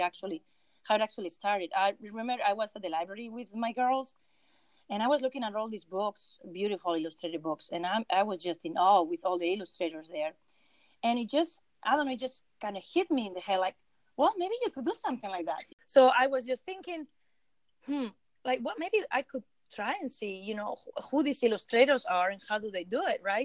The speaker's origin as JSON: {"language": "English", "country": "Spain", "tie": "born or raised there", "also_born_or_lived": "Vienna, Austria", "second_language": "English", "moved": "as an adult", "lives_now": "United States", "said": "I am I am a uh, from Spain, so I, I was born and raised in Spain."}